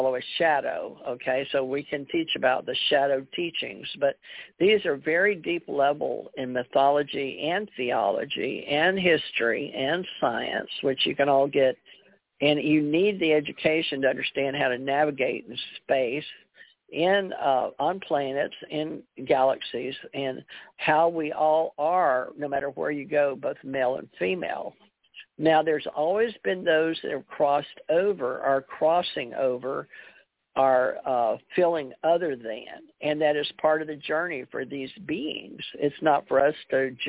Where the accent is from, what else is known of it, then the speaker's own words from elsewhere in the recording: Houston, Texas, United States; also born or lived in Monroe, Louisiana; I had a beautiful life in Houston, Monroe, Louisiana, where I grew up in Houston